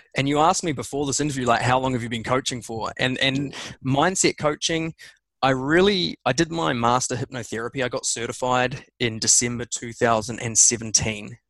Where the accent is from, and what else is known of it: New Zealand; born or raised there; also born or lived in England